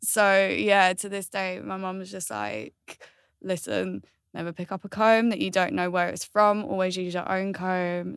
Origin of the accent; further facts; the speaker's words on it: Galway, Connacht, Ireland; I was born in Ireland, which is Galway